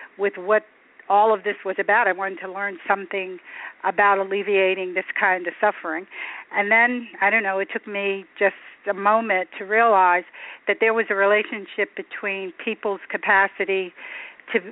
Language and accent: English; Chester, Pennsylvania, United States; I grew up in Chester, Pennsylvania, which was poor and black when I was growing up